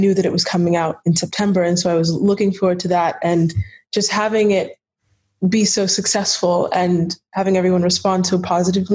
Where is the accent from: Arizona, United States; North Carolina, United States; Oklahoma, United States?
North Carolina, United States; Charlotte; Right now, I am in Charlotte, North Carolina, my hometown